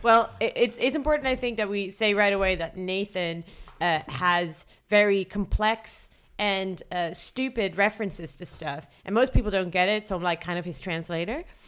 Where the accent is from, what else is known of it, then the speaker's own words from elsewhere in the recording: Netherlands; I'm from the Netherlands